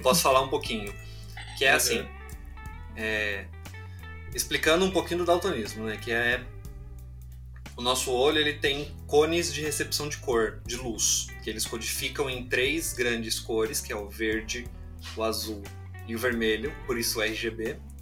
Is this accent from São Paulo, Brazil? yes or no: yes; São Paulo, Brazil; Eu sou aqui natural de São Paulo, São Paulo capital. Nasci aqui, nasci aqui na Zona Norte, Pirituba